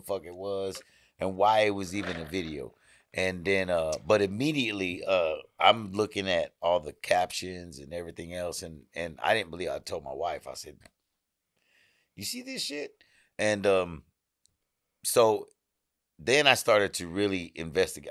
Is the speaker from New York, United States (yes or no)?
no; Houston, Texas, United States; I'm from Houston